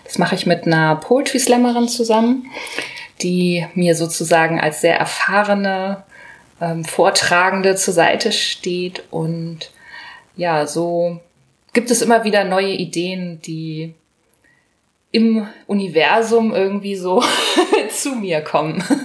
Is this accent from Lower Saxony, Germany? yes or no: yes; Hanover, Lower Saxony, Germany